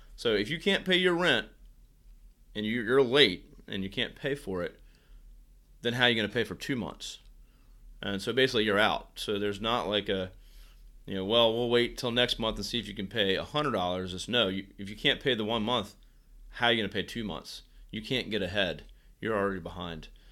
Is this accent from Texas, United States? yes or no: no; Virginia, United States; moved away as an adult; now in Virginia Beach, United States; back in my hometown. Uh, Shinkantaga in Virginia is where I'm from